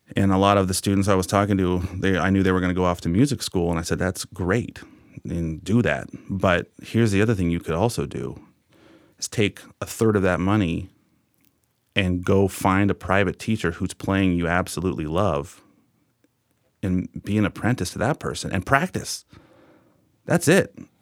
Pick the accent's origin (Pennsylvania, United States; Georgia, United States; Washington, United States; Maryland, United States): Washington, United States; Bellingham; growing up in Bellingham